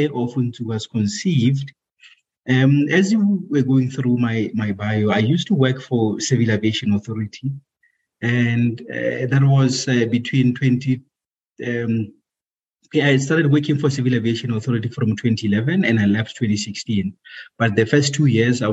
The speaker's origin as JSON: {"language": "English", "region": "Free State", "country": "South Africa", "tie": "born or raised there", "also_born_or_lived": "Pretoria", "moved": "as an adult", "said": "I was born and bred in Free State, a province called Free State. That's where I grew up"}